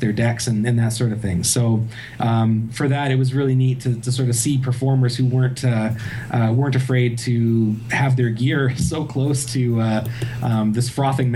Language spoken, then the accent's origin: English; Waterloo, Ontario, Canada; my hometown, Waterloo